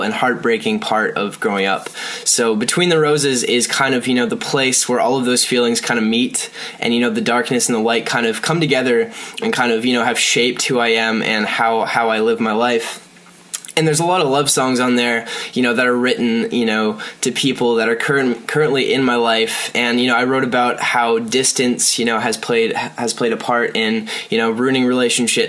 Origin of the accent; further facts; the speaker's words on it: Lindsay, Ontario, Canada; I was born in Ontario, Canada, in this tiny little town called Lindsay, and there's pretty much nothing there, but that's the place that kind of, you know, made me want to make music